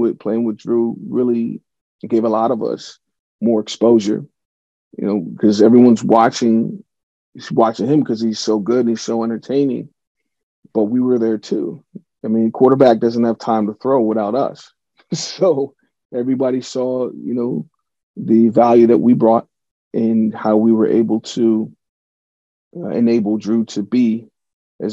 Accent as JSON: {"language": "English", "town": "Pittsburgh", "region": "Pennsylvania", "country": "United States", "tie": "born or raised there", "said": "my hometown team, the Steelers"}